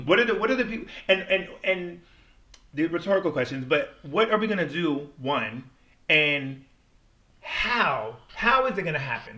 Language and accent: English; Washington, United States; also born or lived in Milwaukee, Wisconsin; I grew up in Washington State, and Washington State is just very diverse